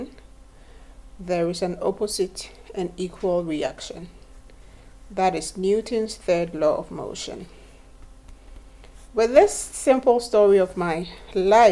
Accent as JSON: {"language": "English", "country": "Ghana", "tie": "born or raised there", "said": "I was born in Ghana in 1986"}